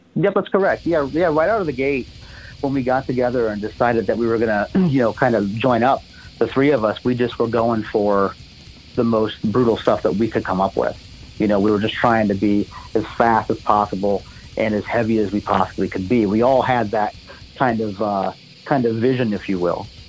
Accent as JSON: {"language": "English", "town": "Monroe", "region": "Michigan", "country": "United States", "tie": "born or raised there", "moved": "yes", "lives_now": "Knoxville, United States", "said": "I was born in Monroe, Michigan"}